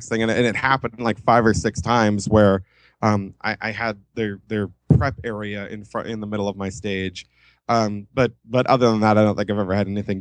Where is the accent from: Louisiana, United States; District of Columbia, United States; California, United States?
California, United States; Los Angeles; I grew up in Los Angeles. I am a native.